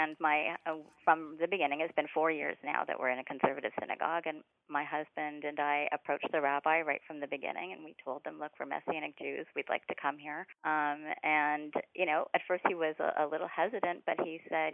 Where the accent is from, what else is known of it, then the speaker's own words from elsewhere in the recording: Montreal, Quebec, Canada; I come from Montreal, a very Jewish community there. I was raised more as a secular Jew with some tradition